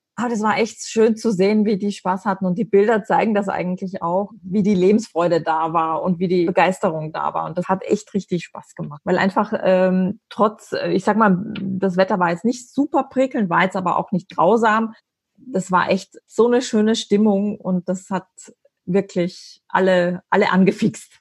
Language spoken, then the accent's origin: German; Austria; ich bin als Österreicherin